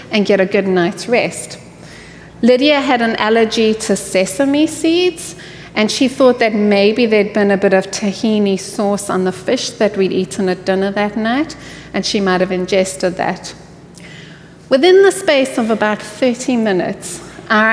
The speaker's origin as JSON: {"language": "English", "country": "South Africa", "moved": "yes", "lives_now": "Houston, United States", "said": "I hail from the sunny land of South Africa"}